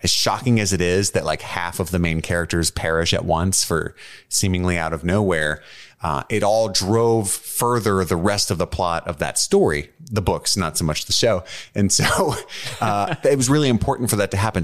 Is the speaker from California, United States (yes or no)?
no; Kentucky, United States; we're all from Kentucky